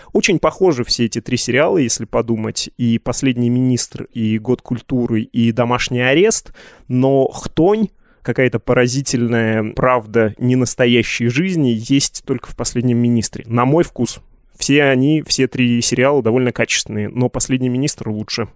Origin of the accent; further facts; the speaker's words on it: Yekaterinburg, Sverdlovsk Oblast, Russia; Я из Екатеринбурга